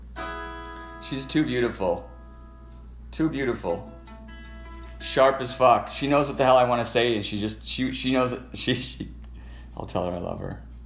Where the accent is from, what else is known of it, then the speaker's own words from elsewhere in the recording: Canada; I'm a Canadian